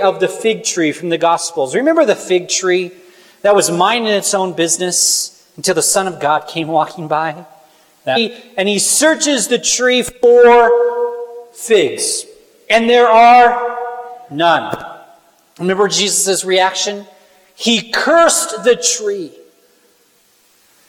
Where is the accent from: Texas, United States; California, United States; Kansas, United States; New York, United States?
Kansas, United States; I'm from Kansas